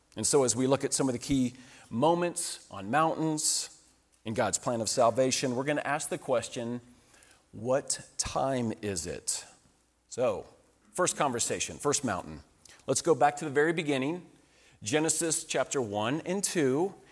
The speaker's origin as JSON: {"language": "English", "region": "Colorado", "country": "United States", "said": "we come from Colorado"}